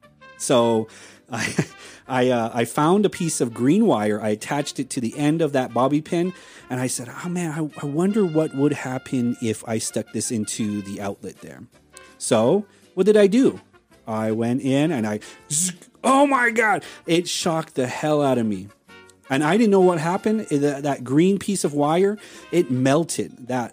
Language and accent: English; Hopi Reservation, Navajo side, Arizona, United States; We're from the Navajo side.